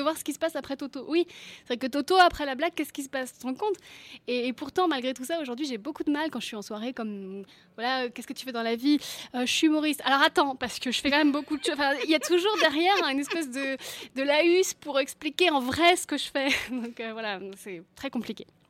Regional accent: Brittany, France; je suis bretonne

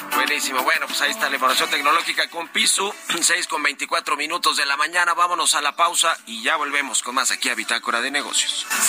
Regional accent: Mexico; somos los mexicanos que usamos el aeropuerto

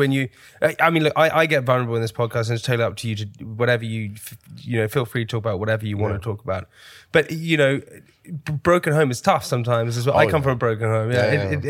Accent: West Brompton, London, United Kingdom; I grew up in West Brompton, baby.

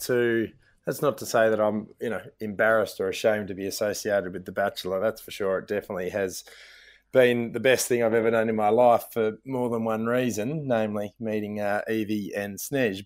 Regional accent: Melbourne, Victoria, Australia; I was from Melbourne

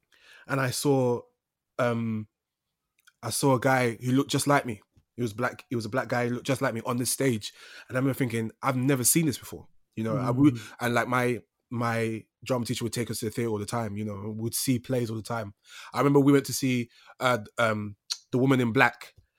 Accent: London, United Kingdom; so I grew up in East London

